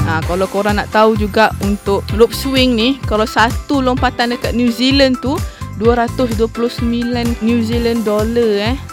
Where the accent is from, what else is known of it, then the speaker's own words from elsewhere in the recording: Malaysia; kenapa kita sebagai orang Malaysia tak pergi hiking dekat situ?